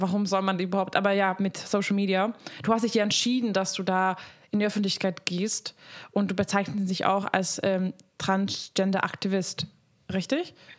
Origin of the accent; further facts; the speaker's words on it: Hungary; moved away; ich komme aus Ungarn ursprünglich